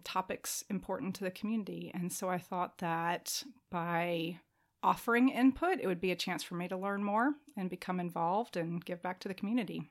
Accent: Atlanta, Georgia, United States; moved away as an adult; also born or lived in Chicago / Denver, Colorado; now in James City County, United States; I grew up in Atlanta and then went to college in Chicago, spent ten years in Denver.

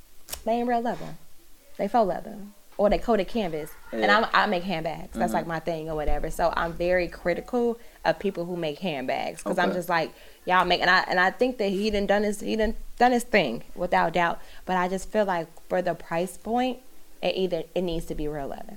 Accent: Chicago, Illinois, United States; I'm from Chicago, born and raised

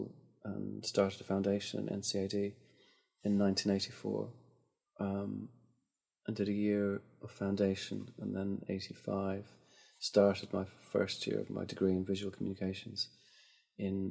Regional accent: Dublin, Leinster, Ireland; moved away as an adult; now in London, United Kingdom; I grew up in Rathgar, which is just about 3 miles outside of the city centre.

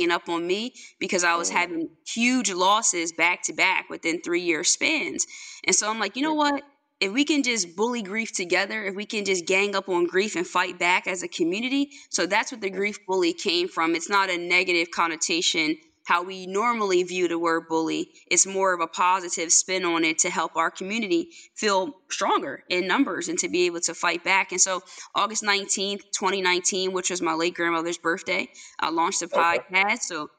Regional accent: Longside, New Jersey, United States; I'm from Longside, New Jersey

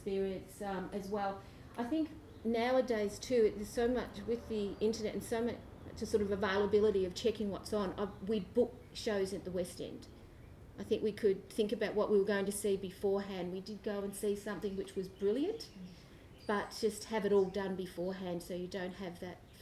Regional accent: Australia; we're Australian, we're used to big spaces, we walk

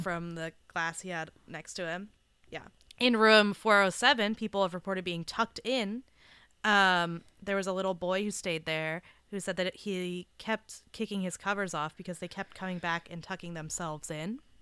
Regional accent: Southern California, United States; I grew up in Southern California

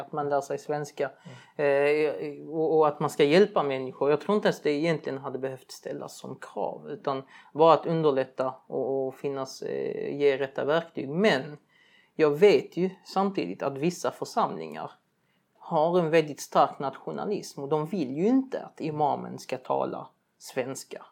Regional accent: Sweden; de flesta utav oss som är uppväxta här

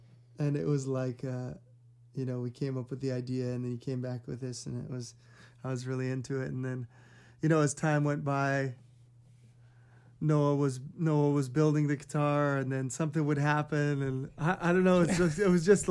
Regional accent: Hawaii, United States; I'm born and raised in Hawaii

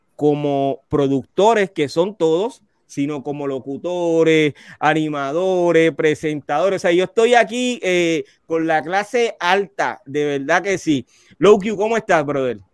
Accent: Carolina, Puerto Rico; Richie y, yo, yo somos de Carolina

